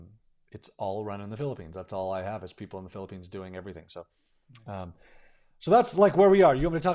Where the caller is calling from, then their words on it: Utah, United States; So I'm in Utah in the US and it's spring.